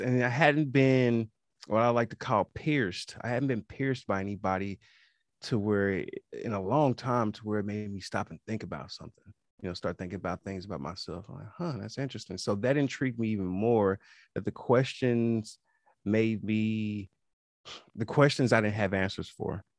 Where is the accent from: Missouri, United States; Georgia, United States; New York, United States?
Missouri, United States; Kansas City; I am from Kansas City, Missouri, homegrown